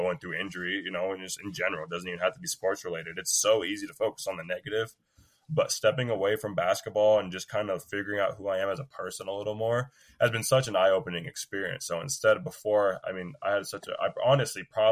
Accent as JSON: {"language": "English", "town": "Battle Ground", "region": "Washington", "country": "United States", "also_born_or_lived": "Vancouver, Washington", "said": "I'm from Battleground"}